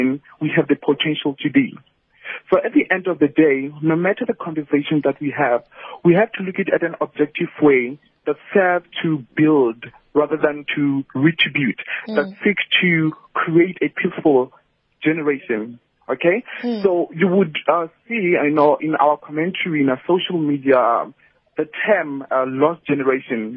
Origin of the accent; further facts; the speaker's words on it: South Africa; as South African